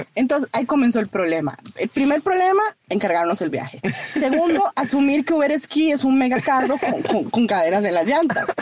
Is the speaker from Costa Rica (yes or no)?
yes; Costa Rica; como buenos ticos